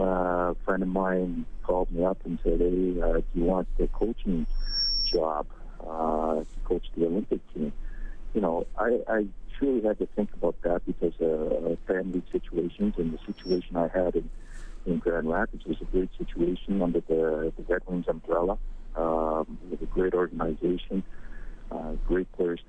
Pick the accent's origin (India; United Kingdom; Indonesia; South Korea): South Korea; born there; I was born here in Korea.